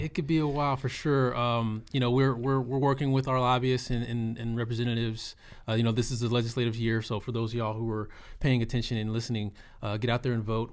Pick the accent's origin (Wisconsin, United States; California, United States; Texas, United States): Texas, United States; Austin; also born or lived in Arlington, Texas; I am born and raised in Austin, Texas, South Austin